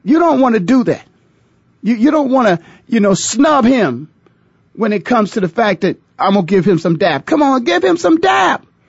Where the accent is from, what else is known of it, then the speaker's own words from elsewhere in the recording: Canton, Ohio, United States; moved away; That's where it all began for me, born and raised there in the city, the Hall of Fame city as we call it